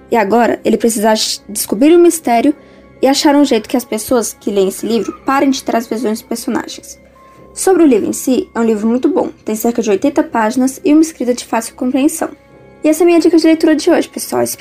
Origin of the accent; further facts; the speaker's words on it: Brasília, Federal District, Brazil; eu tenho 15 anos e eu sou de Brasília.